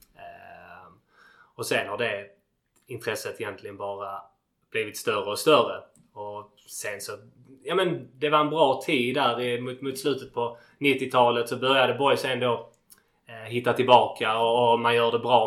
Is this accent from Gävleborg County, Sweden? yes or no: no; Landskrona, Skåne, Sweden; jag är född och uppvuxen i Landskrona och, och bor kvar här ännu.